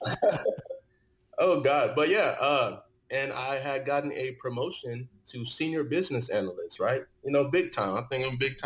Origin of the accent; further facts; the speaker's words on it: Dallas, Texas, United States; also born or lived in Osun State, Nigeria / Austin, Texas; I was born in Nigeria, Osun State, and I grew up in Dallas, Texas.